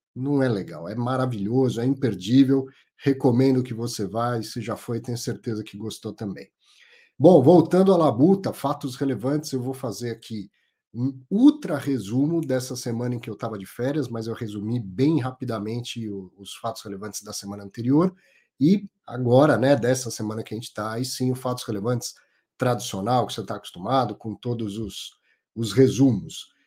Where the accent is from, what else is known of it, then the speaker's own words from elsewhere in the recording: São Paulo, Brazil; Eu ah, sou paulistano